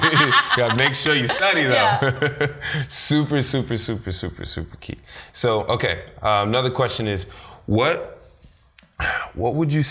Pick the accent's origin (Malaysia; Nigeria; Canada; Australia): Nigeria; Do you think it has to do with being our culture, Nigerian, being Nigerian? Because our culture is very heavy on academic achievement.